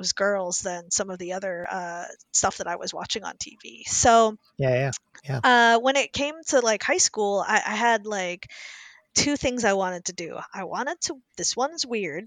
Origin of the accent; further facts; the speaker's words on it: Indianapolis, Indiana, United States; moved away; I grew up in Indianapolis, Indiana, in the 80s and 90s